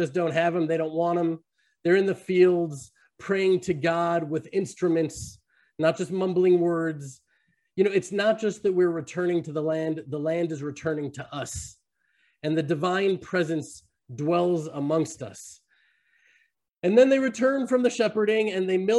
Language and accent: English; Texas, United States; now in Judea, Israel; I'm from America. I'm from Texas.